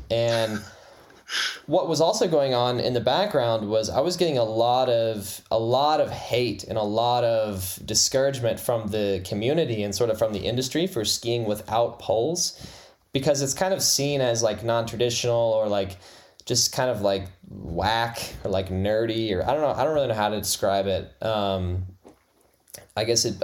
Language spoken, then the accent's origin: English; Lawrenceburg, Indiana, United States; also born or lived in Fort Wayne, Indiana; I was born in Fort Wayne and then started in Lawrenceburg when I was about one